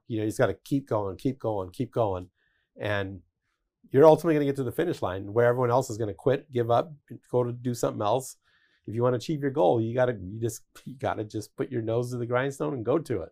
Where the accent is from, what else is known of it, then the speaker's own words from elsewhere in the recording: Denver, Colorado, United States; I grew up in Denver